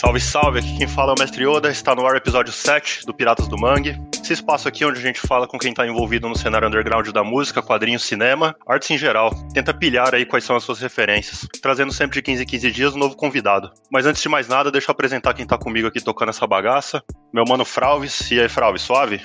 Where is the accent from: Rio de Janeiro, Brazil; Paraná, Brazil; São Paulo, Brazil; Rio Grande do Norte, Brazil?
São Paulo, Brazil; Suzano; a gente é de Suzano, não tinha grana